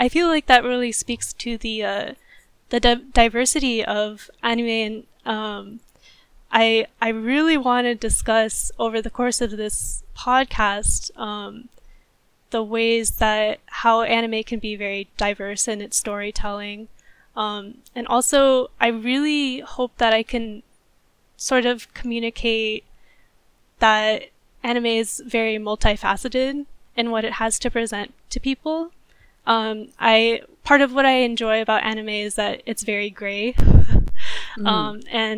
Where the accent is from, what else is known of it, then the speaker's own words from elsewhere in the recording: United States; You know, I'm an American animator, but on the Japanese side as well, you know, there's humans on the other side of that.